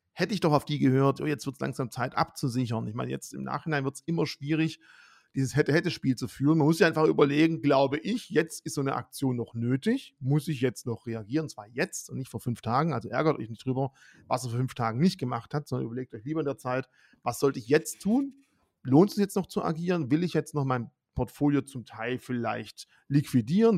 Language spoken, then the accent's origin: German; Swabia, Germany; ich bin Schwabe